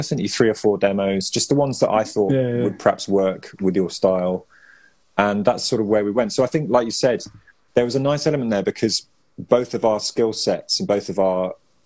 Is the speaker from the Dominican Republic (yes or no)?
no; Evesham, West Midlands, United Kingdom; I grew up in Evesham